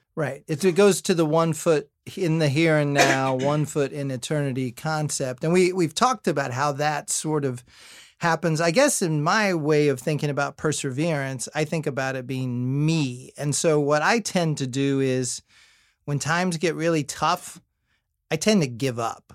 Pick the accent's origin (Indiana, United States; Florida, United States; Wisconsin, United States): Indiana, United States; I'm from Indiana